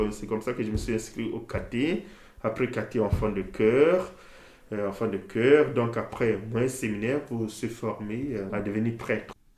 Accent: Brazzaville, Republic of the Congo; moved away as an adult; now in Pouilly, France; Je suis né à Brazzaville même

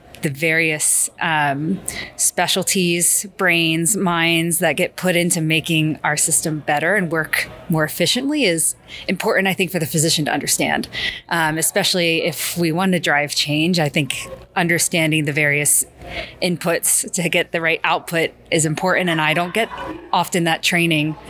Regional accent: Philadelphia, Pennsylvania, United States; moved away as an adult; also born or lived in Pittsburgh; now in South Florida, United States; I'm originally from the Philadelphia area

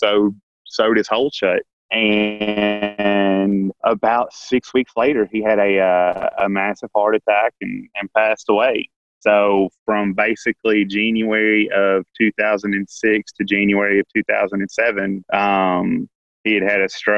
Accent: Paragould, Arkansas, United States; So I was born and raised in Paragould, Arkansas, only child

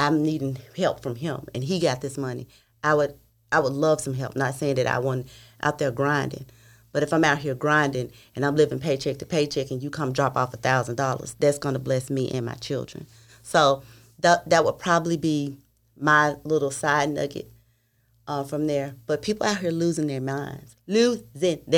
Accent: Memphis, Tennessee, United States; I'm from Memphis.

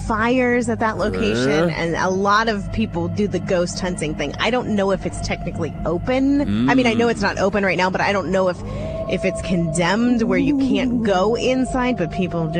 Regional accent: Ohio, United States; Ohio, my home state.

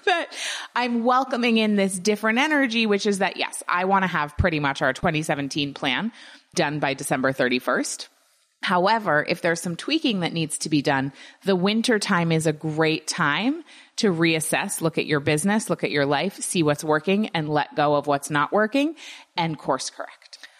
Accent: United States; growing up in the United States

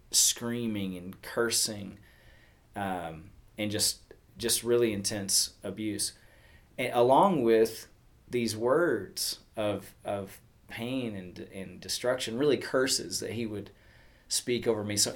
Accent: Texas, United States; growing up in Texas, and I I had a mom who was devoted to the Lord and in church uh, on a regular basis.

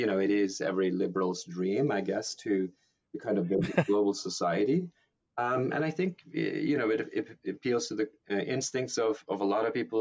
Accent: Norway; now in United States; being Norwegian, but now possibly also being American

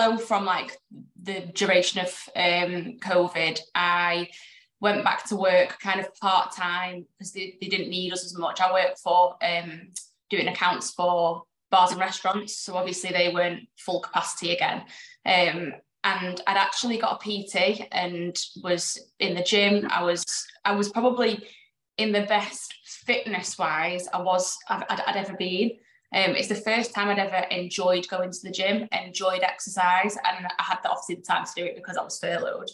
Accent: Warrington, North West England, United Kingdom; I'm from Warrington, finance manager from Warrington

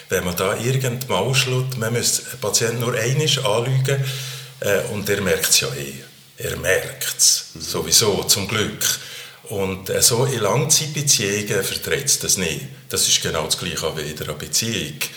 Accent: Valais, Switzerland; Eigentlich hätten man ja als Walliser in eine katholische Universität, das kann eigentlich nicht wählen

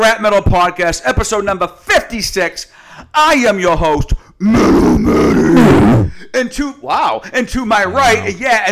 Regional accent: Boston area, Massachusetts, United States; We're both from New England, but in the Boston area

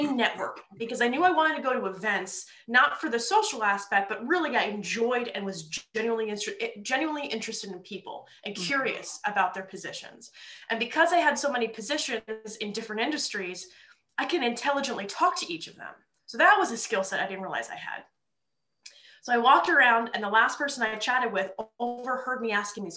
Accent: New Jersey, United States; moved away as an adult; also born or lived in New York City; now in Philadelphia, United States; growing up in North Jersey

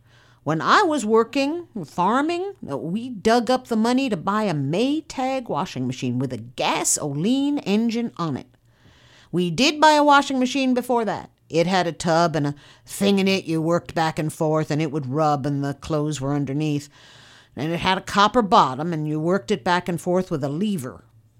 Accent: Rock Tree, California, United States; born there; I was born in Rock Tree. It's about 6 miles northeast of Willits.

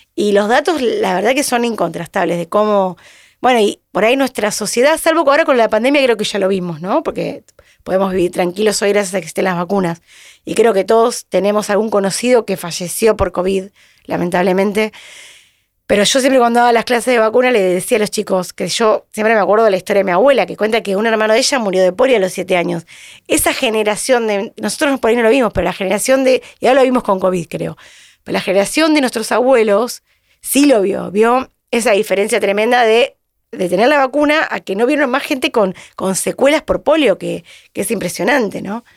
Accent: Mar del Plata, Buenos Aires Province, Argentina; moved away as an adult; now in Buenos Aires, Argentina; yo vine de Mar del Plata, hice cuatro materias acá en Buenos Aires

